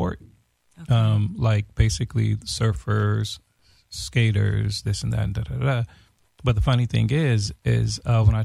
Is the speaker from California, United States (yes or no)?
yes; Los Angeles, California, United States; also born or lived in Watts, Los Angeles / Florence, Los Angeles; I was raised in Venice